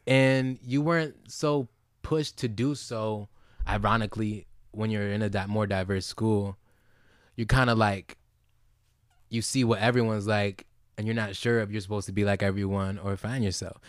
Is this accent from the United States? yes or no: yes; Holland, Michigan, United States; also born or lived in Zeeland, Michigan; I grew up in Holland, Michigan